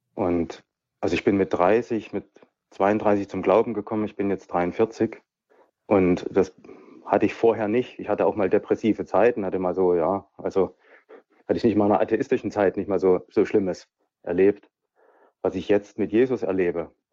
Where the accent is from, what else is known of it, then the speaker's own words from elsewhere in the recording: Leipzig, Saxony, Germany; ich komme aus Leipzig. Ja. Also ich komme aus dem, aus dem, ich sag's mal so, direkt raus aus dem heidnischen Osten